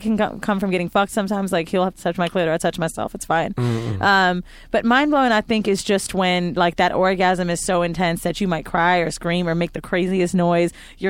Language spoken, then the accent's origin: English; Florida, United States; moved away; And I'm from Florida.